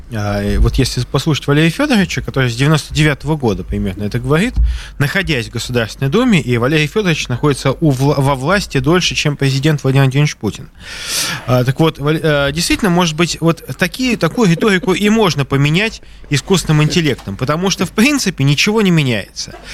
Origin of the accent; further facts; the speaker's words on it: Saint Petersburg, Russia; я просто как петербуржец даю возможность вам полностью